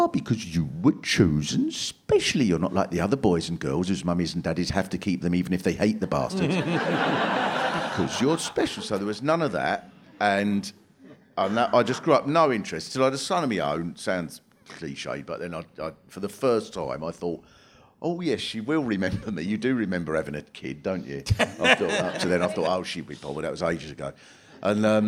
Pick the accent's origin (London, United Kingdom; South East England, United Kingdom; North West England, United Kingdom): South East England, United Kingdom; Swanley; born or raised there